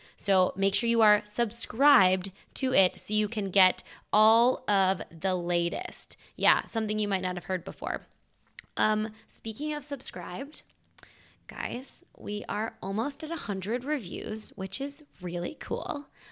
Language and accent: English; Midwest, United States; I'm also from the Midwest